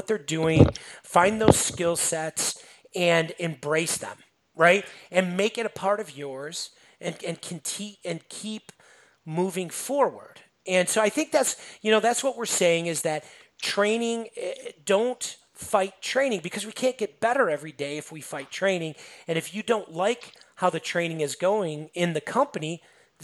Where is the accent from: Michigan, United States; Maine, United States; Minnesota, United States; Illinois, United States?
Illinois, United States; Chicago; I'm from Chicago area